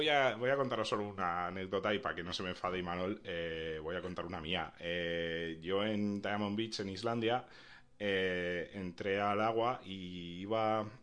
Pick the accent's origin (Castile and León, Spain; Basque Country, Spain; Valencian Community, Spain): Basque Country, Spain; Bilbao; soy soy de Bilbao